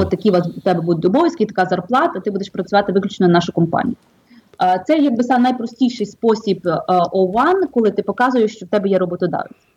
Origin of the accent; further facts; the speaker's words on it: Drohobych, Lviv Oblast, Ukraine; moved away as an adult; also born or lived in Kyiv / Brooklyn, New York; now in New York, United States; Я з України родилася в місті Дрогобич Львівської області, вчилася в Києві і жила деякий час там